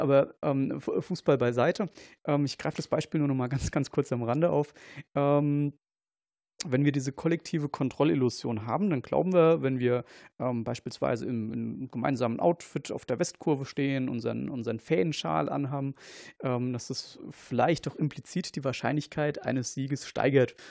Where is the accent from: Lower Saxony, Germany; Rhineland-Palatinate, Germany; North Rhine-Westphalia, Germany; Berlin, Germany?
Rhineland-Palatinate, Germany; Kaiserslautern; ich komme aus, aus Kaiserslautern